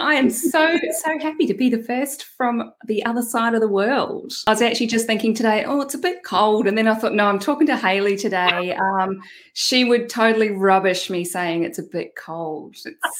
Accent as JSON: {"language": "English", "country": "New Zealand", "accent": "Kiwi twang", "lives_now": "Australia", "said": "My first disclaimer is that I live in Australia, but I'm actually a Kiwi. So if anyone is picking up on that little twang in my accent, that's why. I've got a hybrid thing going on."}